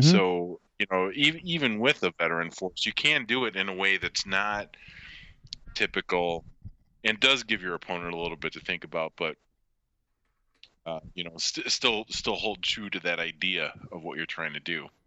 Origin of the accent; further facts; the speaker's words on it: United States; as an American